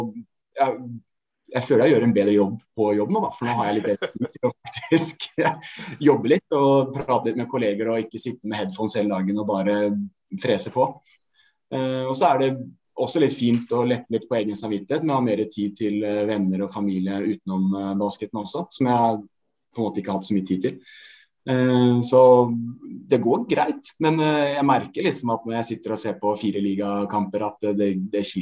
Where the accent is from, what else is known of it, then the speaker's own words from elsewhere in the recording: Lier, Buskerud, Norway; Fra Tranby. Lier. Ekte busk, kan man si nå.